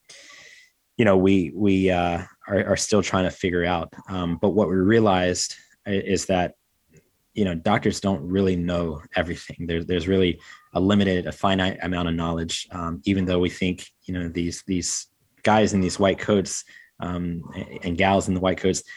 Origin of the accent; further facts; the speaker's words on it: North Carolina, United States; growing up in North Carolina, in the States